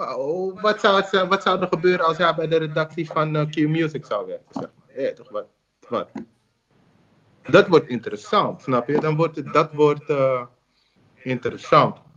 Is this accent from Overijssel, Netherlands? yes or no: no; Amsterdam, North Holland, Netherlands; Doordat ik in Zuidoost ben opgegroeid.